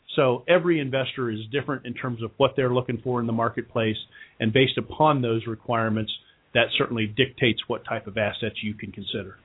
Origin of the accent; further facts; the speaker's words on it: Kettering, Ohio, United States; moved away as an adult; now in Cincinnati, United States; where I grew up in Kettering, Ohio.